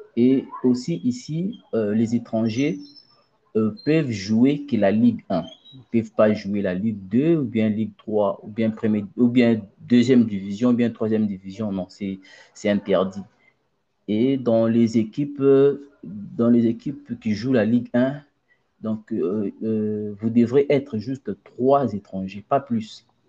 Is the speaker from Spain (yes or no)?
no; Mbuji-Mayi, Kasai-Oriental, DR Congo; moved away as an adult; also born or lived in Kinshasa; now in Tunisia; je suis né à Mbujimaï, j'ai grandi à Mbujimaï et j'avais déménagé de Mbujimaï à Kinshasa en 2014